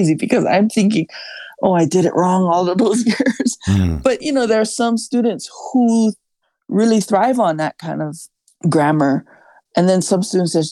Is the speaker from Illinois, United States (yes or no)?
no; Kauai, Hawaii, United States; my hometown on Kauai